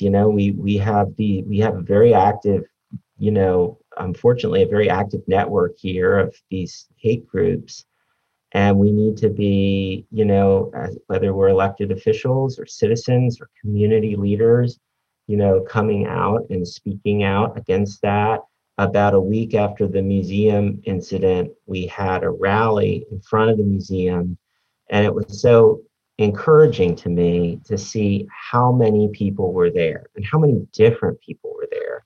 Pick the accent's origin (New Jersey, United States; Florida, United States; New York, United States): Florida, United States; Pinellas County; I grew up over here in Pinellas County